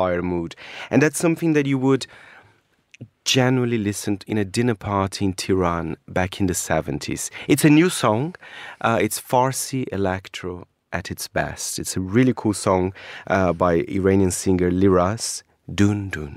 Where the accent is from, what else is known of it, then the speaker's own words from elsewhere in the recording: Brazil; moved away; my home country